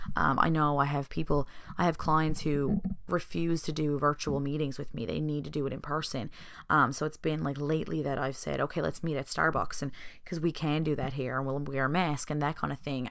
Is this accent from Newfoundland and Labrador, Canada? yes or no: yes; Newfoundland and Labrador, Canada; the people around my hometown